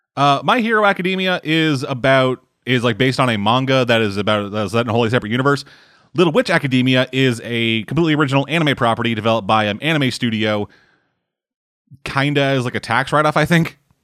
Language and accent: English; Canada; I'm Canadian.